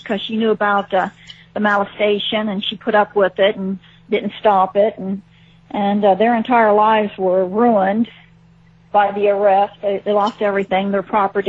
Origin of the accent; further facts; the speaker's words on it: Ohio, United States; moved away; I'm originally from Ohio, a small town in Ohio